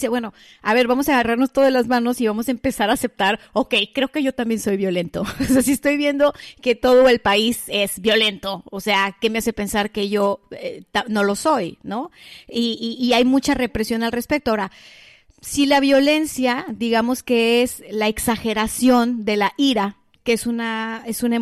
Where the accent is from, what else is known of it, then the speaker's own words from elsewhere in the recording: Mexico; porque también soy mexicana y también estoy conectada a esta energía.